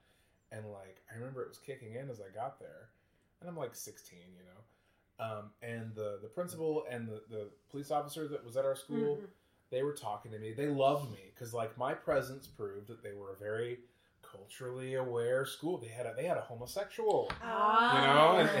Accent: Kansas City, Kansas, United States; moved away as an adult; also born or lived in Lawrence, Kansas; now in Chicago, United States; I grew up in Kansas. Kansas City, Kansas? Well, technically the suburbs of Kansas City, Kansas.

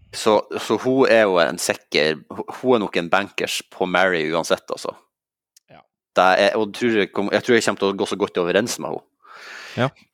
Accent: Sandnessjøen, Nordland, Norway; now in Oslo, Norway; jeg er fra eh, byen atme Mosjøen og nedfor Mo i Rana, Sandnessjøen.

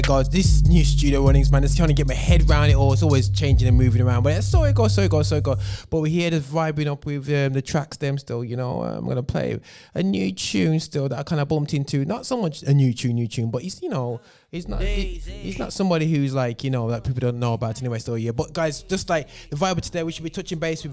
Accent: Birmingham, West Midlands, United Kingdom; in Birmingham, in my hometown

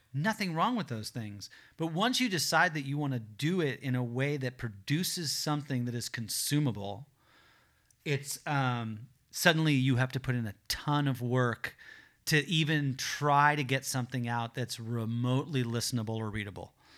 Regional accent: Los Angeles, California, United States; I grew up in the South Bay here in Los Angeles

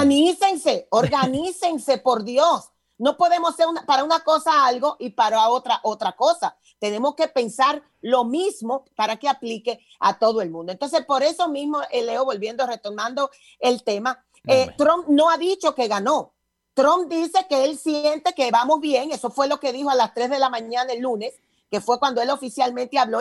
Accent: Dominican Republic; En mi país, Dominicana, República Dominicana

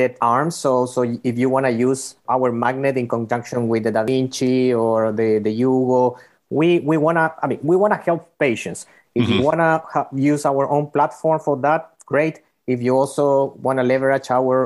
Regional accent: Chile; moved away as an adult; also born or lived in Bay Area / North Carolina; now in United States; we're coming from Chile originally

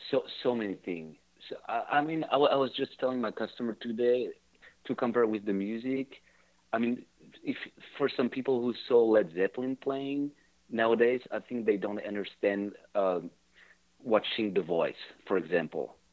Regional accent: Geneva, Switzerland; Oh, Geneva.

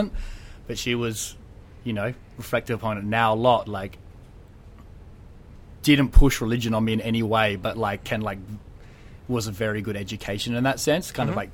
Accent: Adelaide, South Australia, Australia; I grew up in Adelaide

